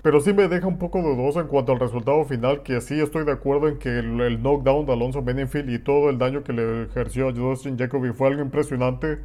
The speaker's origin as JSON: {"language": "Spanish", "country": "Mexico", "said": "soy mexicano"}